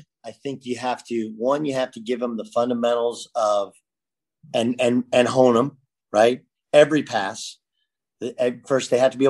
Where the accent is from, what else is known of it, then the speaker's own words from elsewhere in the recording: California, United States; I used to come home and watch the Big East because I grew up in California.